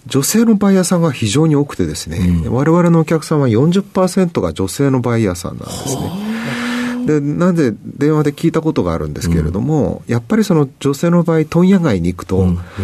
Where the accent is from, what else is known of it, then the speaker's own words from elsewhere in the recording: Sapporo, Hokkaido, Japan; 北海道の札幌市です